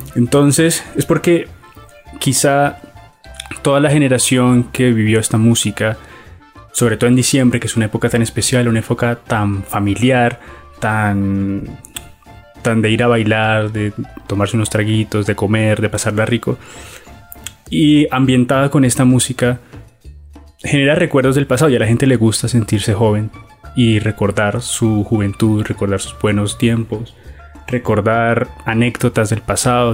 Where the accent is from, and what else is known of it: Colombia